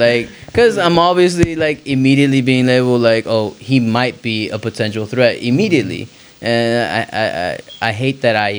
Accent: New Jersey, United States; I was born in Jersey.

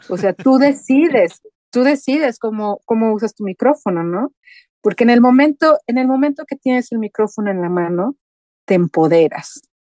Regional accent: Mexico; moved away as an adult; now in Sweden; mi responsabilidad como mexicano en el extranjero es lo que yo haga representa a todo un país. Ahora soy la mexicana en la radio sueca

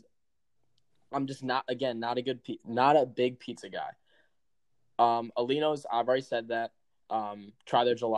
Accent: Chicago, Illinois, United States; I'm from Chicago.

